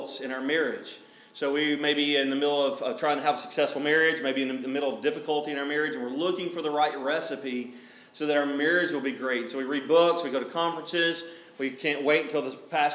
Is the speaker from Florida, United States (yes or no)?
no; Alabama, United States; I'm from Alabama